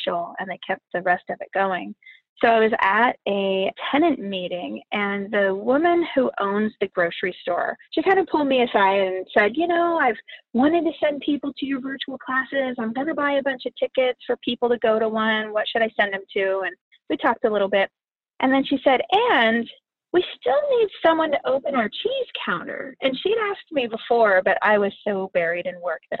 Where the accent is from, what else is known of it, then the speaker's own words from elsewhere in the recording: Midwest, United States; now in Oakland, United States; where I grew up in the Midwest